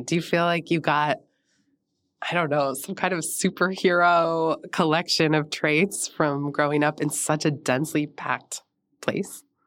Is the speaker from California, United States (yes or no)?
yes; San Francisco, California, United States; I grew up in San Francisco, right in the inner Richmond